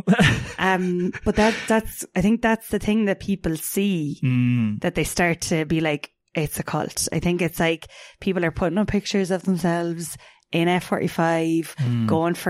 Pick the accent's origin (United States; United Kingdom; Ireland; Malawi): Ireland; Clonmel, Munster; I'm from Clonmel